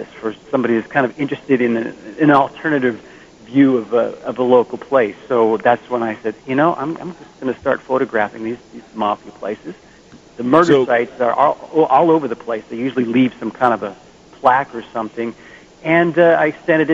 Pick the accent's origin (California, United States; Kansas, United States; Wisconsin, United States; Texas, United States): California, United States; Bay Area; in the Bay Area. I'm still here. I'm in San Francisco right now